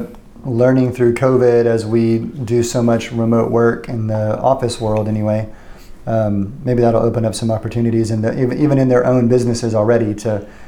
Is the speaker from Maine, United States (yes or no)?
no; San Antonio, Texas, United States; I love San Antonio. It's my hometown